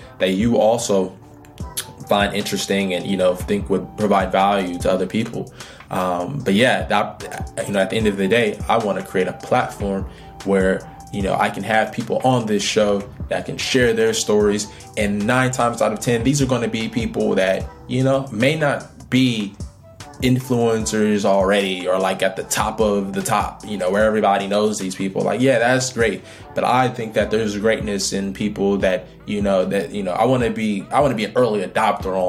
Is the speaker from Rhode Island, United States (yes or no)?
no; Oakland, California, United States; I'm from Oakland, California, grew up in a single parent household, grew up in poverty.